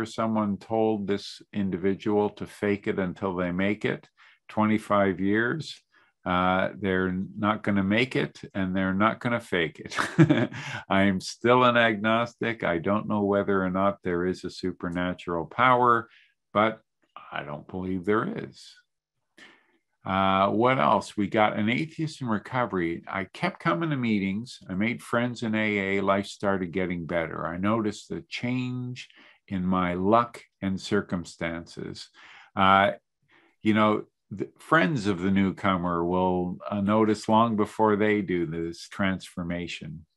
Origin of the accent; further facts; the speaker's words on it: Canada; also born or lived in Montreal / Calgary / Toronto; I'm Canadian